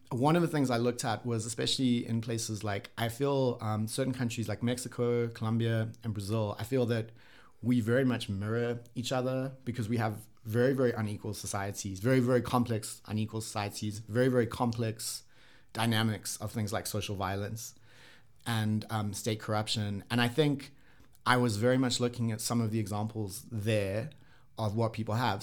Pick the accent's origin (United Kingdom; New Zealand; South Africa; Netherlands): South Africa; also born or lived in Japan / Sweden; as a South African, when I was, like, you know, grew up here, kinda lived here